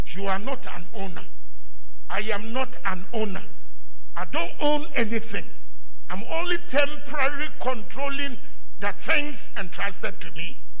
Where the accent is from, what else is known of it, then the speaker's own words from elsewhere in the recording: Ghana; Where are you from? I said, Ghana.